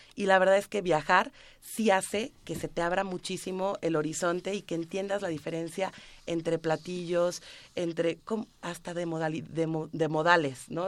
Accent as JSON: {"language": "Spanish", "country": "Mexico", "said": "como mexicanos somos"}